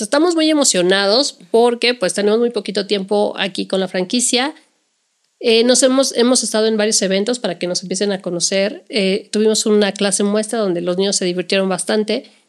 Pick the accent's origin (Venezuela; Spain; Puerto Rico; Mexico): Mexico; como mexicanos